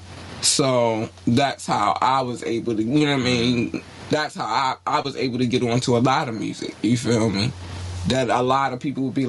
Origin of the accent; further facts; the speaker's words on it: Baltimore, Maryland, United States; Growing up in Baltimore